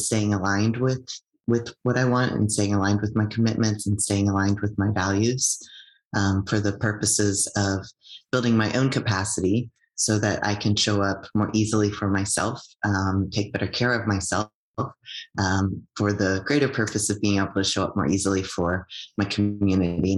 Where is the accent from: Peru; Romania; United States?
United States; now in Canada; I'm an immigrant from the United States